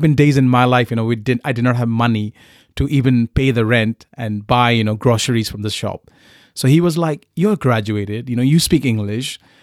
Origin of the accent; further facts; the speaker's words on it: Kolkata, West Bengal, India; English is a second language; moved away as an adult; also born or lived in Punjab / Newcastle, United Kingdom; I was very blessed uh, to be born and brought up in Calcutta